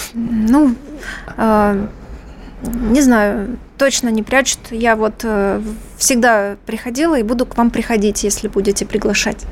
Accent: Donbas, Ukraine; now in Moscow, Russia; Я родилась на Донбассе

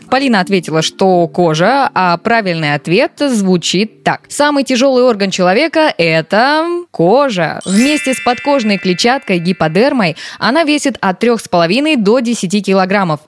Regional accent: Kazakhstan; Я сама из Казахстана, и у меня очень много знакомых парней казахов.

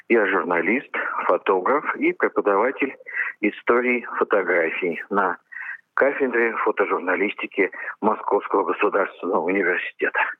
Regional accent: Moscow, Russia; Я обратился в Политехнический музей как обычный, простой москвич.

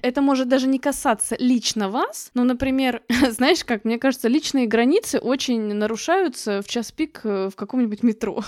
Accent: Russia; мы живем в России, да, и родились в России

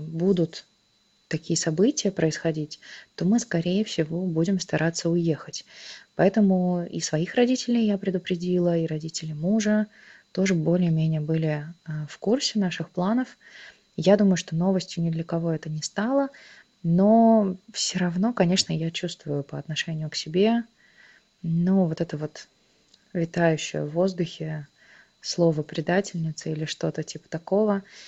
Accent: Russia; moved away as an adult; now in Tbilisi, Georgia; когда ты говоришь, что из России

